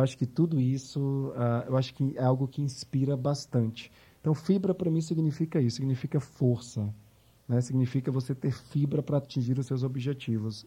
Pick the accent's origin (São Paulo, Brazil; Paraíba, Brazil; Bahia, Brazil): Bahia, Brazil; Salvador; moved away; also born or lived in New York; Sou de Salvador